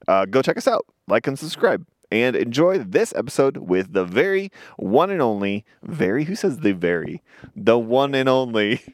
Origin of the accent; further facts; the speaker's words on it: St. Louis, Missouri, United States; I just go St. Louis